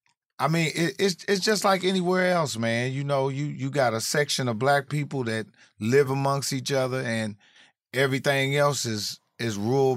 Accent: Indianapolis, Indiana, United States; moved away as an adult; also born or lived in Atlanta; Indianapolis. I'm from Naptown.

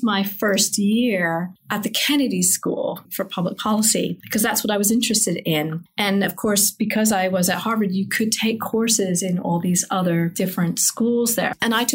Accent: England, United Kingdom; moved away as an adult; I grew up in England, actually.

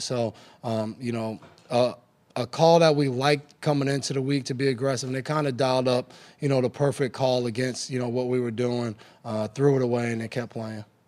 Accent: New York, United States; When I was growing up in New York

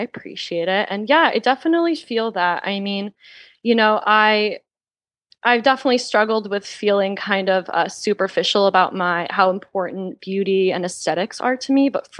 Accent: the Bible Belt, United States; now in Los Angeles, United States; I am an author, a fashion alchemist, and a witch living in Los Angeles. I grew up in the Bible Belt and moved back to LA about 5 years ago and love it here.

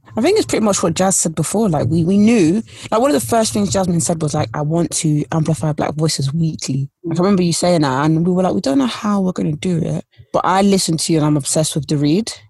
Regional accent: London, United Kingdom; also born or lived in Essex; i grew up in east london and I grew up in Essex in a place where it's like near East London.

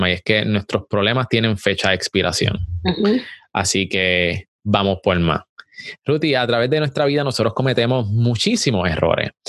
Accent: Puerto Rico; moved away; Yo lo perdí todo y yo también tuve que salir de Puerto Rico este, y comenzar de nuevo.

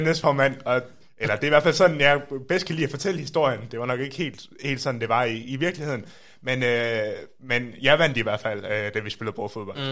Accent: Aarhus, Central Denmark Region, Denmark; accent: Aarhus dialect; moved away as an adult; now in Copenhagen, Denmark; er fra Aarhus, som man kan høre

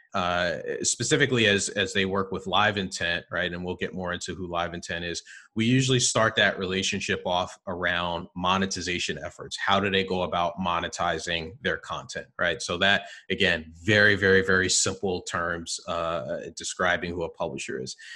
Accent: New Jersey, United States; I'm a Jersey guy, born and raised in, in New Jersey

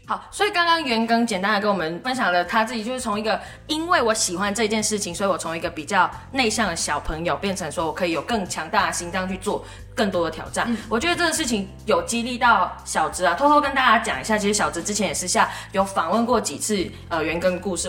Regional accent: Malaysia; now in Taiwan; 我是马来西亚人，所以我聊到运动就会聊到小时候的体育课

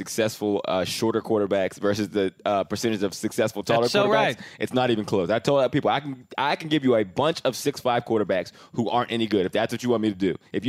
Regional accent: Canada; I came from Canada, so I was like 3 years older than him.

